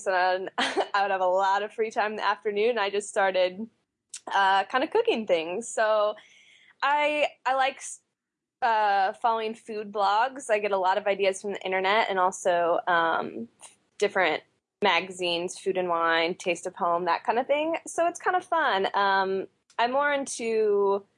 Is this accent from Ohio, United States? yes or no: no; Springfield, Missouri, United States; moved away as an adult; also born or lived in Kansas City, Missouri; now in Tallahassee, United States; I'm actually from Missouri. I grew up in Springfield, went to school in Kansas City